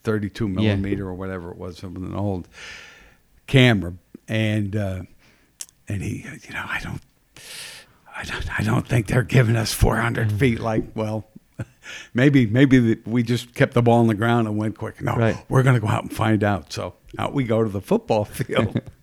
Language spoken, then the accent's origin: English; Pottsville, Pennsylvania, United States; But it's because the only reason you didn't is because we're from Pottsville, and they gave it to a guy from up in that area.